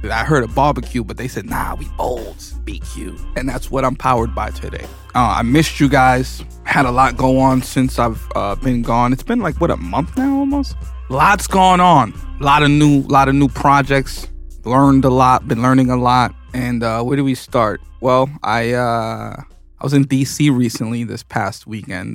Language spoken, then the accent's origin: English; New York City, New York, United States; I was born in New York City.